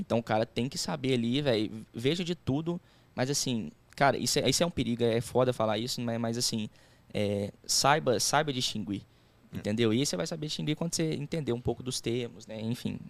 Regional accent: Belo Horizonte, Minas Gerais, Brazil; A gente é de BH

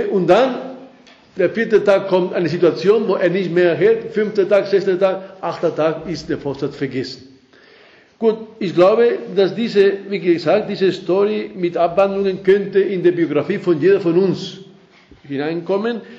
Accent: Spain; accent: Spanish; German is a second language; moved away as an adult; now in Austria; dass ich schon 39 Jahre in Österreich bin, habe ich mich also äh, wirklich treu meinen spanischen Akzent beibehalten und, und, und ich bin sehr stolz drauf

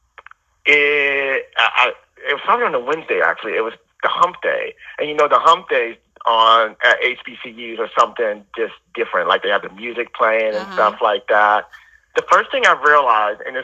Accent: United States; also born or lived in New Orleans, Louisiana / Houston suburbs, Texas; half my life, I grew up in New Orleans, and then in the other half, I grew up in the suburbs of Houston

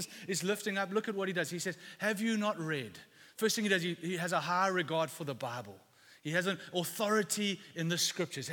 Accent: London, United Kingdom; moved away; I come from East London. I went to an all boys school there

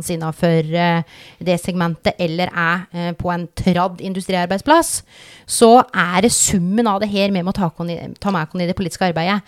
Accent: Telemark, Norway; accent: Vest-Telemark dialect; moved away

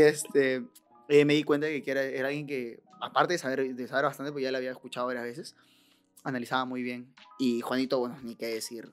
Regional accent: Lima, Peru; yo nací en el Rima, que un callejón pues, este, de lo más peligroso

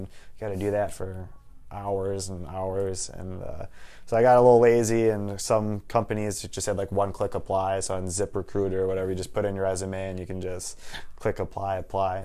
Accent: Waukesha, Wisconsin, United States; also born or lived in Minnesota; born and raised in Waukesha, Wisconsin

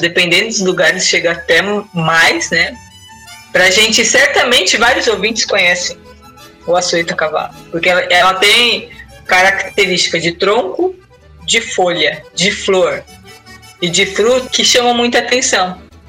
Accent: São Paulo, Brazil; moved away; Eu venho de São Paulo

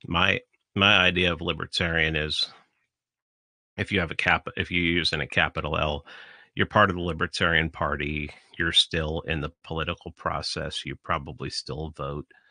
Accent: New York City, New York, United States; when I was growing up in the Bronx

